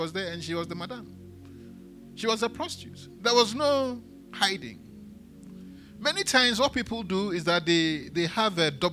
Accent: Accra, Greater Accra, Ghana; also born or lived in Elmina; I grew up in Adedinkpo

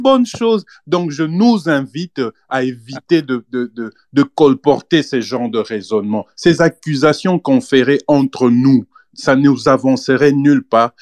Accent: Kinshasa, DR Congo; je suis de Kinshasa, hein, je suis de l'ouest de la RDC.

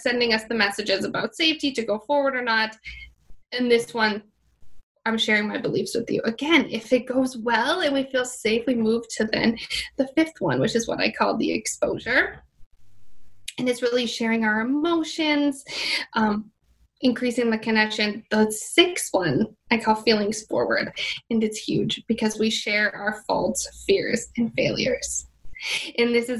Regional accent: Minnesota, United States; moved away as an adult; now in Miami, United States; I'm originally from Minnesota

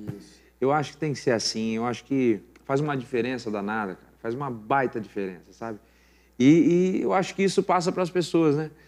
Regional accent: São Paulo, Brazil; now in Mogi das Cruzes, Brazil; sou paulista, nasci no Ibirapuera, só que moro há muitos anos em Mogi, então me considero mogiano

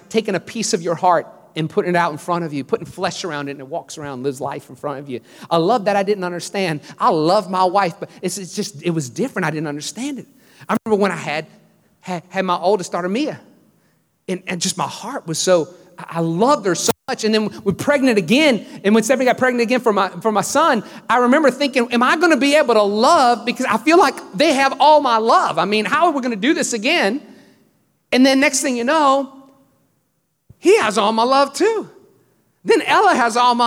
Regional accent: Louisiana, United States; now in Houston, United States; I grew up in Louisiana

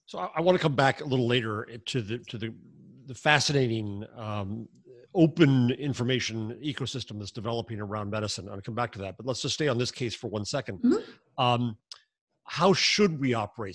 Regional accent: United States; Since we're American

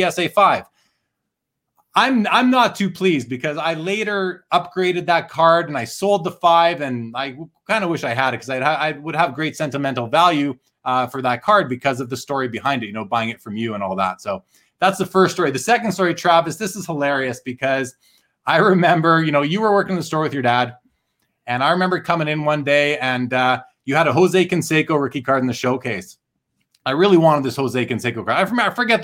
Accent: Winnipeg, Manitoba, Canada; I grew up in Winnipeg and I was going to card shops in the mid to late 80s

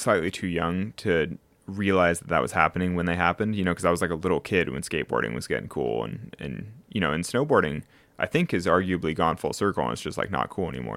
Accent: Sacramento, California, United States; now in Las Vegas, United States; I'm from Sacramento in California

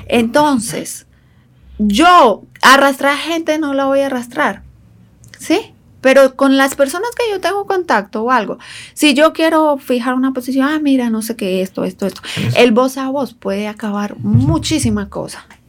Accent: Colombia; moved away as an adult; now in Dominican Republic; yo soy orgullosamente colombiana, yo conozco mi territorio nacional

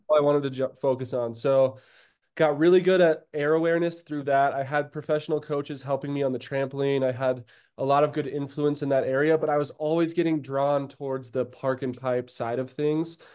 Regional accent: Durango, Colorado, United States; moved away as an adult; also born or lived in Breckenridge, Colorado; I was born and raised in Durango, Colorado

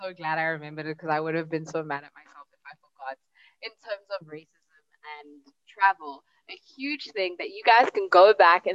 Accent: South Africa; as a South African

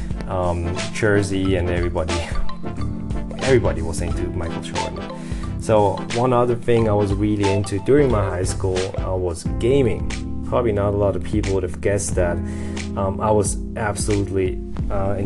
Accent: Lucerne, Switzerland; moved away; also born or lived in Montpellier, France; I was born in Lucerne, Switzerland, that is in the German-speaking part of Switzerland

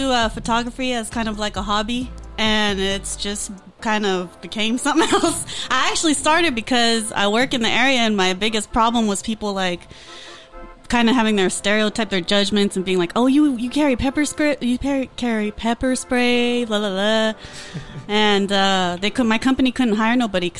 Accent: Gardena, California, United States; I grew up in Gardena.

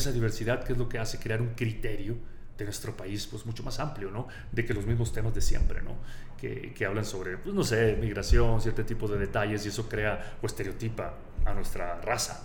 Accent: Ciudad Obregón, Sonora, Mexico; moved away as an adult; also born or lived in Los Angeles, United States / Mexico City; Yo crecí en Sonora. Estoy ciudad Obregón, Sonora

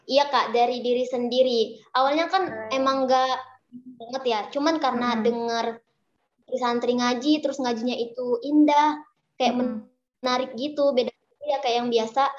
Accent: North Sumatra, Indonesia; saya mondok di sebuah pesantren di daerah saya, Mandailing Natal.

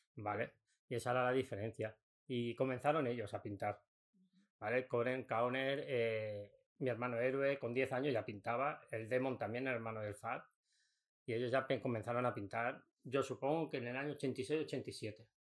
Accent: Mataró, Catalonia, Spain; vinimos aquí al barrio de Pladenboet, en Mataró

